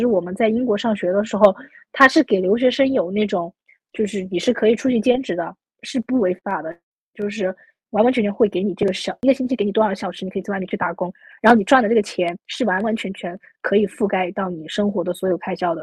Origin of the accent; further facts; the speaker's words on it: Sichuan, China; also born or lived in United Kingdom; 加上我是四川人，又特别喜欢吃辣